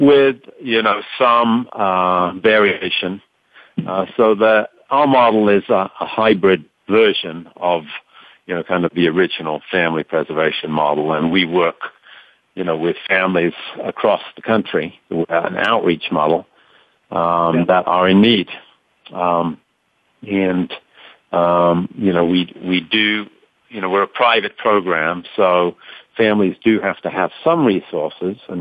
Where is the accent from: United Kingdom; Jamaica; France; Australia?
United Kingdom; London; moved away as an adult; also born or lived in Colorado; now in United States; I'm not originally from the United States. Born and raised in London, England, and I came over to study in Colorado